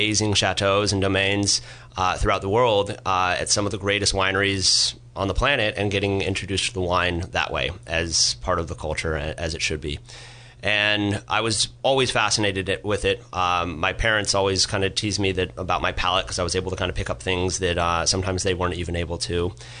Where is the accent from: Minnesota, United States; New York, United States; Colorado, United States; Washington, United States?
Colorado, United States; Boulder; I was born and raised in Boulder, Colorado